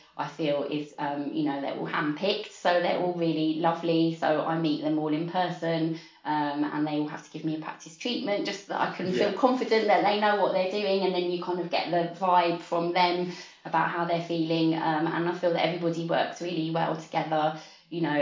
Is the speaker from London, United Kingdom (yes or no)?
yes; London, United Kingdom; also born or lived in Walthamstow; I grew up in Hackney. I'm a Hackney girl.